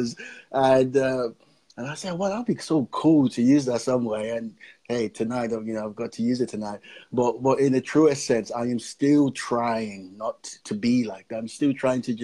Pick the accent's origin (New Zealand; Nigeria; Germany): Nigeria; also born or lived in Fareham, Gosport area, United Kingdom; now in Gosport, United Kingdom; I'm originally from Nigeria, and I'm based here in the UK.